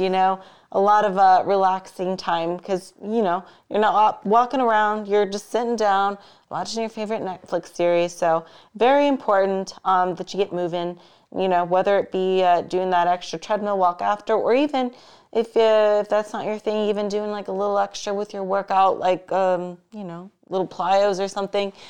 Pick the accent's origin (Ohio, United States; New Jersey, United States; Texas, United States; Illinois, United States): Ohio, United States; now in Las Vegas, United States; my home state of Ohio